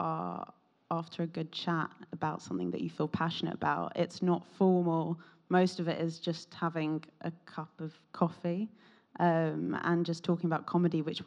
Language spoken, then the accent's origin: English; London, United Kingdom; from London.